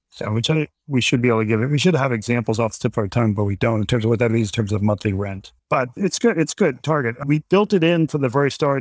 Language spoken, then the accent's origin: English; Washington, District of Columbia, United States; also born or lived in New York; now in Vermont, United States; I'm originally from Washington, D C.